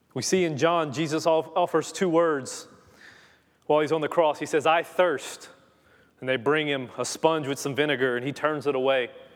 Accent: Louisiana, United States; moved away; I am from Louisiana

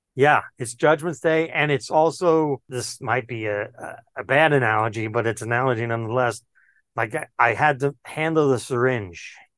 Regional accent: New York City, New York, United States; I grew up in Queens, New York

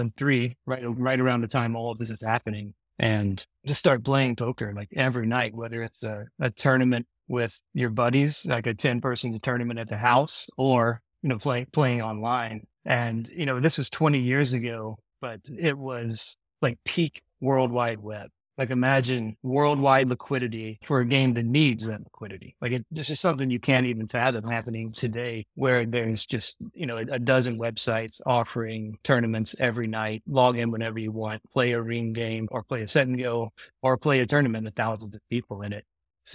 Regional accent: Madisonville, Kentucky, United States; So I grew up in Madisonville, Kentucky, which is a small town, like 19,000 people, about 2 hours northwest of Nashville.

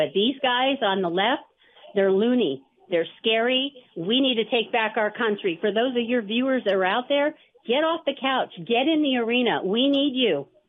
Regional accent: San Francisco, California, United States; moved away as an adult; also born or lived in North Idaho; now in Idaho, United States; I'm born and raised in San Francisco, moved out 15 years ago

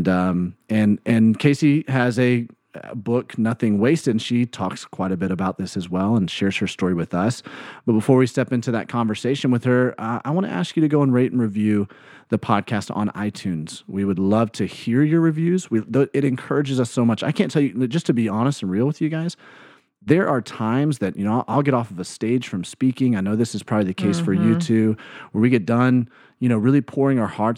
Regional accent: Alabama, United States; moved away; Where I grew up in Alabama, it's God down there

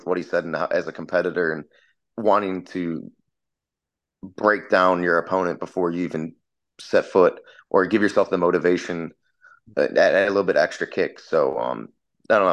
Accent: Chicago, Illinois, United States; moved away as an adult; now in California, United States; I grew up in Chicago, so I'm a very big sports fan

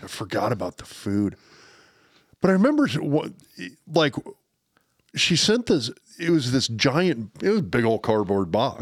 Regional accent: Lincoln, Nebraska, United States; I grew up in Lincoln, Nebraska

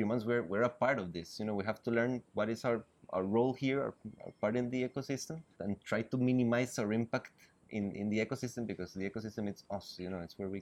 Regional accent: South Pacific region of Costa Rica, Puntarenas, Costa Rica; now in San José, Costa Rica; I was born in San Jose City, but actually I grew up in the South Pacific region of Costa Rica

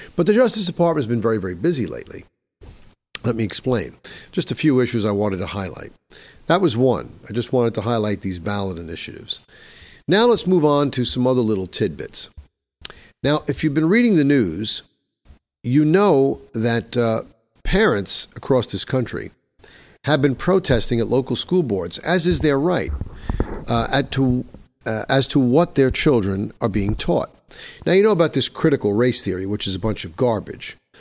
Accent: New York, United States; my home state of New York

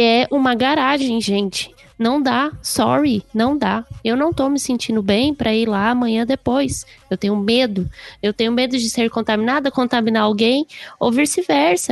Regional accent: Guarulhos, São Paulo, Brazil; estudar numa escola assim de periferia, vamos dizer assim, que eu sou do Pimentas.

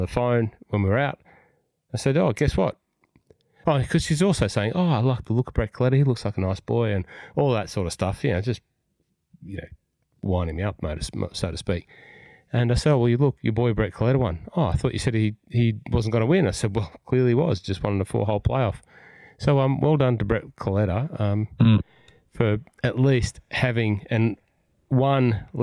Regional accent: Cessnock, New South Wales, Australia; now in Victoria, Australia; I was at home watching the TPS at Hunter Valley in Cessnock, my hometown

